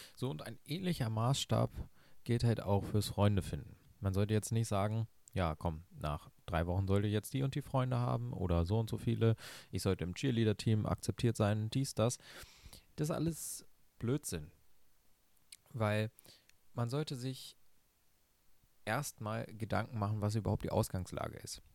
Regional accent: Lower Saxony, Germany; ich bin ein Flachland-Tiroler, ich komme aus Niedersachsen. Das ist sehr, sehr flach hier

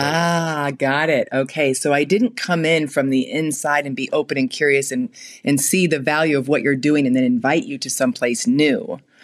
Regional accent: Fort Wayne, Indiana, United States; I grew up in Fort Wayne, Indiana

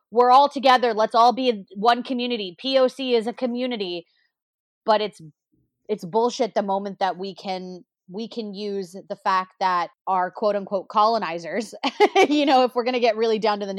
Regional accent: Texas, United States; I was raised in Texas and I'm Indian

